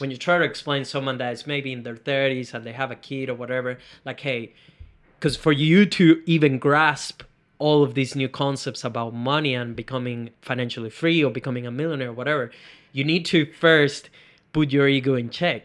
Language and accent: English; Venezuela; moved away; I come from Venezuela